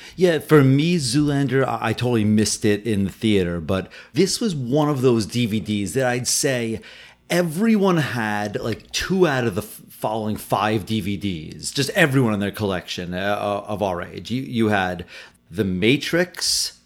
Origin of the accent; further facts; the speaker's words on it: New York City, New York, United States; as a New Yorker